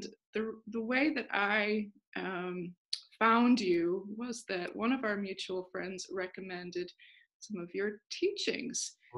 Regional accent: Austria; also born or lived in United States; now in Northern Ireland, United Kingdom; My accent is, so I was born in the States, okay. And then I was raised in Austria. My parents were missionaries.

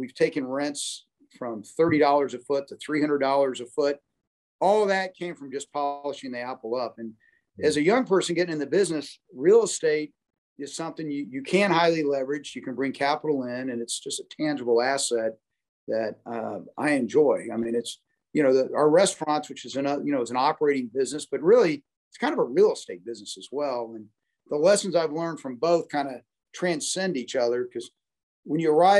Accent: Dallas, Texas, United States; And really, growing up in Dallas, optimism is everyone, this city and this region always picks itself up and becomes even better than it was before.

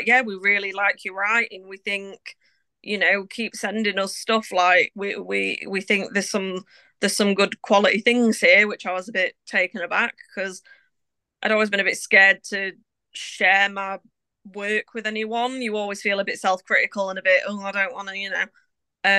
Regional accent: Doncaster, Yorkshire and the Humber, United Kingdom; moved away as an adult; now in Brigg, United Kingdom; I'm originally from South Yorkshire. I'm from Doncaster. And I moved to Briggin, North Lincolnshire in the middle of 2018

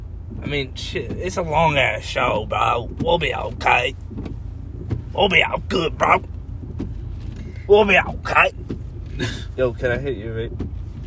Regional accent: Birmingham, Alabama, United States; I'm from Birmingham, Alabama to see Dave Chappelle.

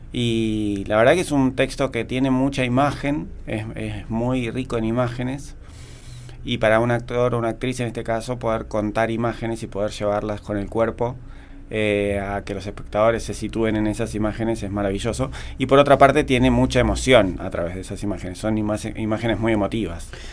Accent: Buenos Aires, Argentina; now in Villa General Belgrano, Argentina; yo vengo haciendo teatro desde Buenos Aires, de donde soy oriundo

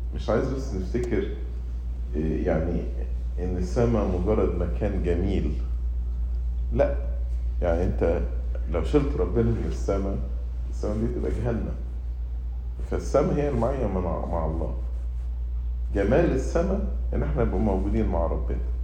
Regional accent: Egypt; moved away; also born or lived in United States; أنا مواطن أمريكي مواطن مصري

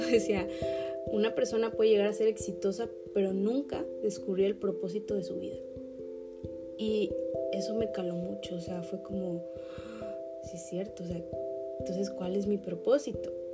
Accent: Acapulco, Guerrero, Mexico; yo nací en Acapulco, Guerrero, en México

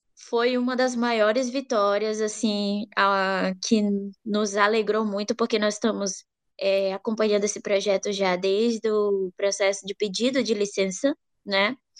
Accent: Pará, Brazil; Eu venho do Pará, é, eu sou de uma região é, que passa por uma dinâmica, né, extensiva de extração mineral, que tem a sede da Vale

